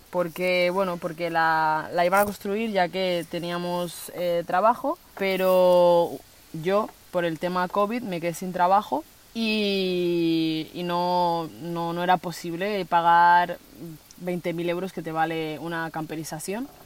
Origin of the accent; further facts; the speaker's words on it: Spain; also born or lived in Colombia; me he criado durante todos estos años aquí